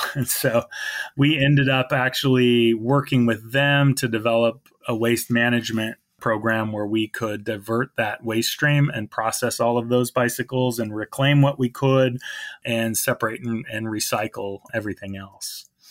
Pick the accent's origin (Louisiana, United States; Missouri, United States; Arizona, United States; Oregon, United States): Oregon, United States; Salem; I grew up in Salem, but in kind of a more suburban area